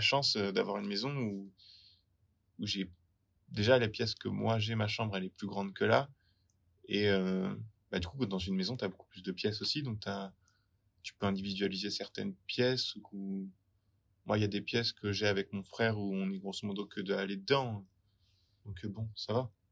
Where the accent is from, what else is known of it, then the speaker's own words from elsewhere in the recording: France; moved away as an adult; now in Melbourne, Australia; je suis français